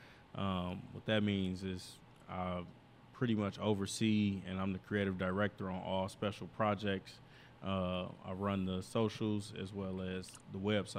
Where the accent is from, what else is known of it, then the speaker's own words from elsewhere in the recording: Indiana, United States; moved away; when I moved out here in 2011 from Northwest Indiana, just seeing different stuff